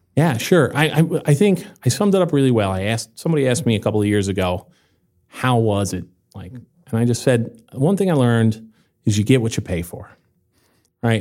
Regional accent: New Jersey, United States; moved away as an adult; also born or lived in Seattle / Los Angeles / Puerto Rico; now in Vermont, United States; I grew up in New Jersey

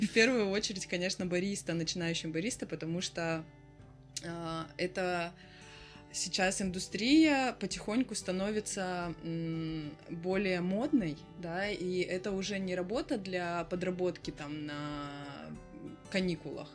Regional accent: Vladivostok, Primorsky Krai, Russia; now in Batumi, Georgia; я из Владивостока. И у нас кофейня в Батуми

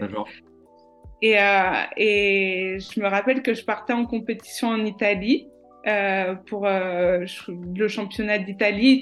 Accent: France; also born or lived in Chambéry / Marseille / Majorca; je l'ai aussi vécu en tant que Française dans une cité

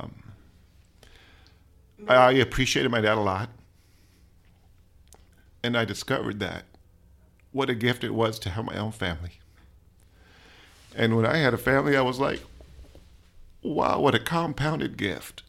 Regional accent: Palm Springs, California, United States; also born or lived in Brownsville, Texas / Corpus Christi, Texas; now in San Marcos, United States; I was raised in Southern California, a little city, Palm Springs

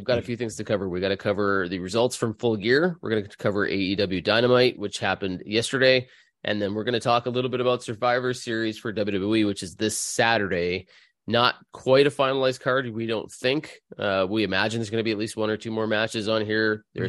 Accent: Canada; I'm Canadian. I'm Canadian.

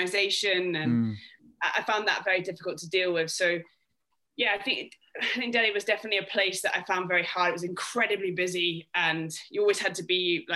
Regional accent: Scotland, United Kingdom; now in London, United Kingdom; being Scottish

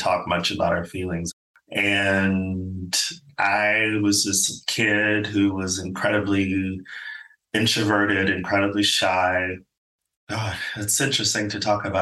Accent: Phoenix, Arizona, United States; moved away as an adult; also born or lived in Los Angeles, California / Stockholm, Sweden / United Kingdom; I am an American. I'm originally from Phoenix, Arizona, and spent 20 plus years living in Los Angeles, California.

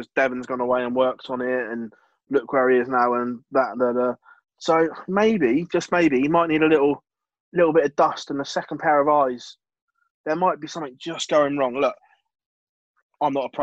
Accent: England, United Kingdom; as a race, we're quite arrogant being English

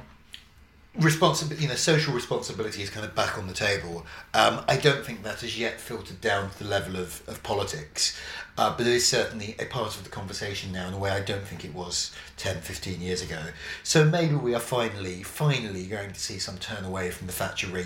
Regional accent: London, United Kingdom; I grew up in Havering, out on London's eastern fringe

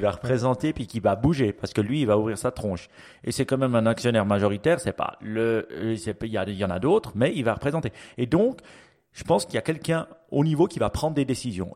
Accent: Switzerland; chez nous en Suisse

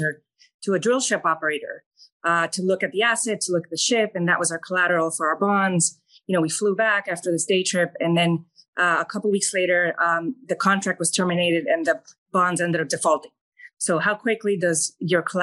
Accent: El Salvador; now in United States; I was born and raised in El Salvador

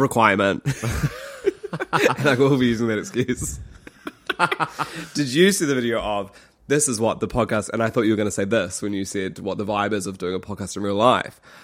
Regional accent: Christchurch, Canterbury, New Zealand; moved away; we were in Christchurch. Otatahi, my hometown

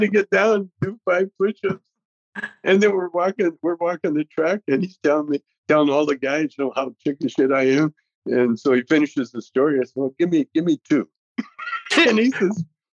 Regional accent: Alberta, Canada; moved away as an adult; now in United States; I grew up in Canada

